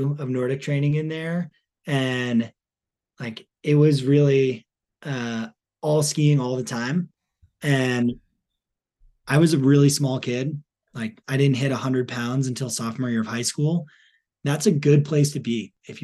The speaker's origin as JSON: {"language": "English", "region": "New Hampshire", "country": "United States", "tie": "born or raised there", "said": "I grew up in New Hampshire"}